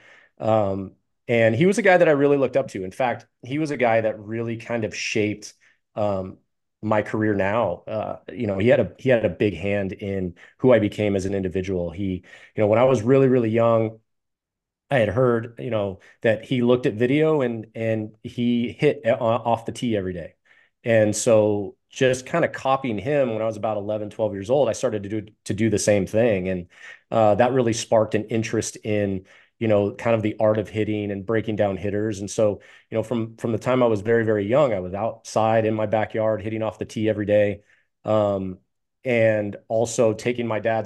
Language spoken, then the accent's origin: English; South Orange County, California, United States; also born or lived in San Diego County, California; I grew up here in South Orange County